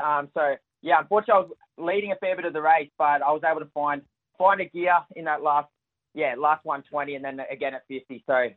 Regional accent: United Kingdom; I think, especially being a Brit, we never want to lose to them.

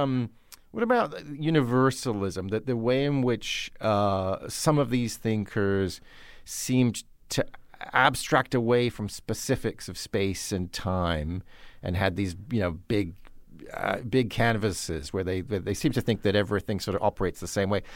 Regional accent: United Kingdom; confess to being a Brit myself

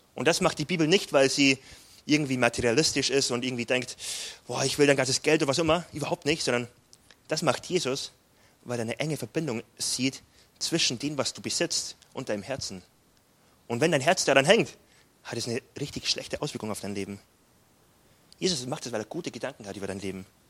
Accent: Freilassing, Bavaria, Germany; accent: Bavarian; moved away as an adult; also born or lived in Frankfurt / Gifhorn / Munich; now in Wuppertal, Germany; geboren bin ich in Freilassing bei Salzburg auf der deutschen Seite, also Südbayern, der letzte Punkt von Bayern, Voralpengebiet. Ähm, und davon wurde ich auch ein bisschen geprägt, kommt mein bayerischer Dialekt.

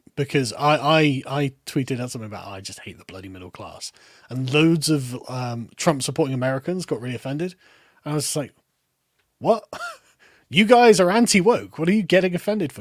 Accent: United Kingdom; accent: lower middle class accent; I, as a British person

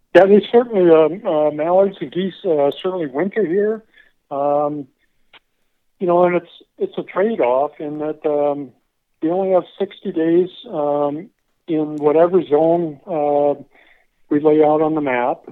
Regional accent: Pierre, South Dakota, United States; moved away as an adult; also born or lived in Iowa / Texas; I'm from Pierre, South Dakota

